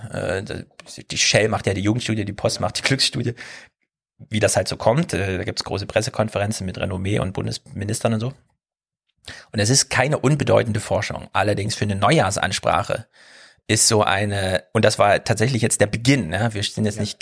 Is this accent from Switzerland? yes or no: no; Berlin, Germany; man kann als Berliner ist man da vorgebildet mittlerweile